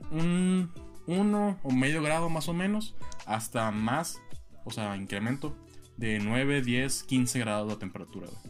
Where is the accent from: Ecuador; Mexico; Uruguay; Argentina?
Mexico; San Luis Río Colorado, Sonora; moved away; mi tierra natal, San Luis Río Colorado